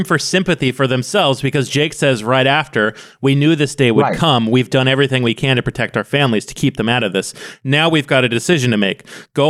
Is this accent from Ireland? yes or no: yes; Ireland; I'm from Ireland.